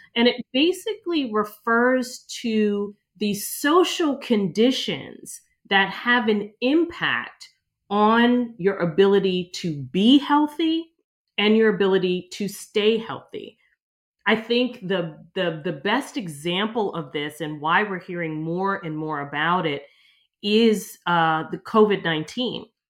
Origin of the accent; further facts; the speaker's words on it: outside of Philadelphia, Pennsylvania, United States; moved away as an adult; now in New York City, United States; I ended up growing up outside of Philadelphia